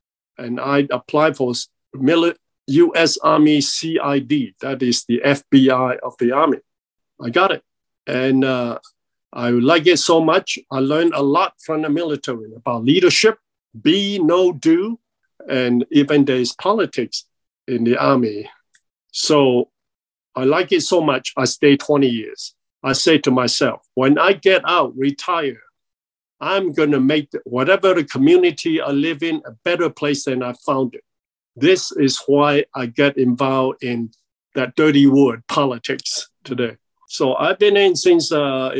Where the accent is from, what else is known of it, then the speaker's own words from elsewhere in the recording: Malaysia; moved away as an adult; also born or lived in Chicago, Illinois; now in United States; I came from Malaysia now. It used to be British Borneo